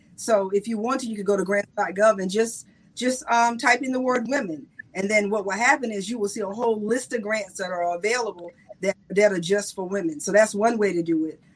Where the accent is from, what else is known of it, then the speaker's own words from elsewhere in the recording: South Carolina, United States; I'm from South Carolina, so I'm country to the bone